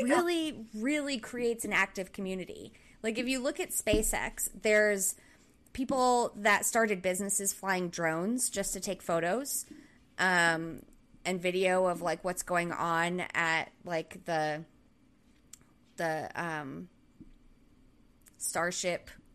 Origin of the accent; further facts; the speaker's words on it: southern Rhode Island, United States; moved away; where I grew up in Rhode Island, the southern part of Rhode Island